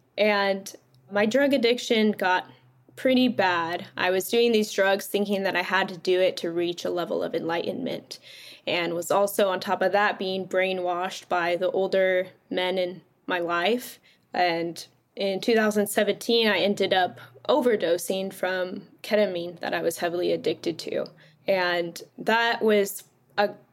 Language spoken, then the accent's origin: English; California, United States; I grew up in California my whole life